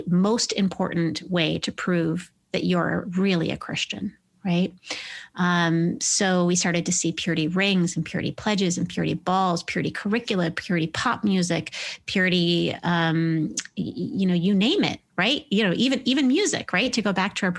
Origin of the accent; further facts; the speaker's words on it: Midwest, United States; I was raised evangelical in the Midwest